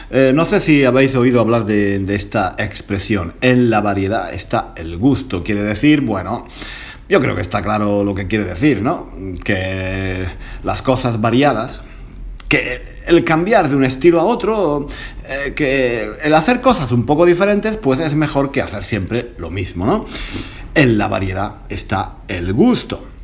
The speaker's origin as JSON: {"language": "Spanish", "town": "Granada", "region": "Andalusia", "country": "Spain", "tie": "born or raised there", "said": "algo que ocurrió en Granada, mi, mi ciudad natal."}